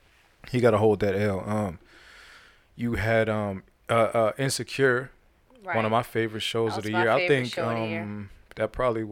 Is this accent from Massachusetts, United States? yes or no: no; Ohio, United States; Now, I'm from Ohio, so I'm all for that. And LeBron is from the same area code as me, so I'm all about Ohio winning something